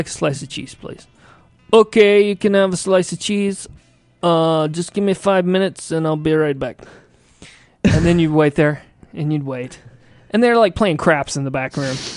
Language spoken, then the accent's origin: English; Indiana, United States; moved away; I grew up in Indiana.